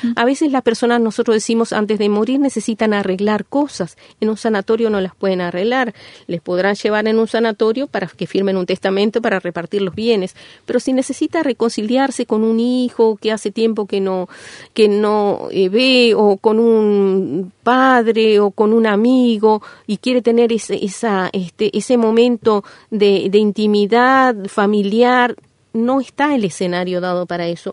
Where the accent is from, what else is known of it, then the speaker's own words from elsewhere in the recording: Uruguay; Nosotros somos como ciudadanía uruguaya